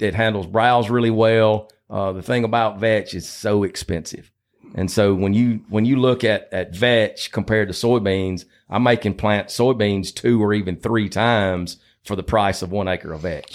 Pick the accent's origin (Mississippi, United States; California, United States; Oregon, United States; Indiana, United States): Mississippi, United States; Batesville; I grew up in Batesville on a hog farm, about uh, sixty miles south of Memphis